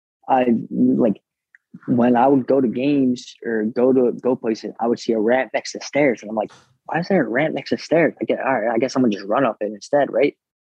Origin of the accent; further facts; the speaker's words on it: Monroe, New Jersey, United States; also born or lived in Brooklyn, New York; I'm from Brooklyn. I was born in Kennington, Brooklyn, and then, moved to Monroe, New Jersey